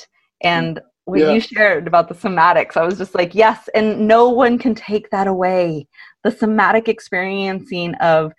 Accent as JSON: {"language": "English", "town": "San Antonio", "region": "Texas", "country": "United States", "tie": "born or raised there", "also_born_or_lived": "Austin, Texas", "moved": "yes", "said": "I grew up in San Antonio and then went to school in Austin."}